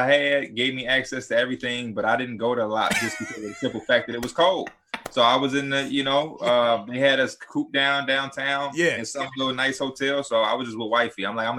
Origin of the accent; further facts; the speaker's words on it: Chicago, Illinois, United States; I'm from Chicago.